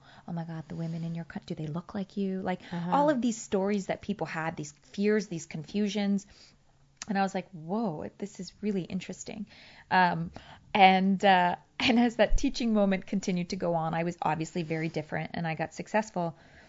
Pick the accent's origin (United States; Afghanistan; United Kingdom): Afghanistan; And they're mm-hmm. like, oh, yeah, where are you from? And I would say, Afghanistan.